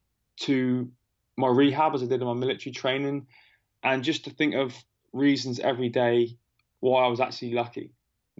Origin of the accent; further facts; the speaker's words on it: United Kingdom; I'm not from America, as you can tell by my funny accent. I'm from the UK.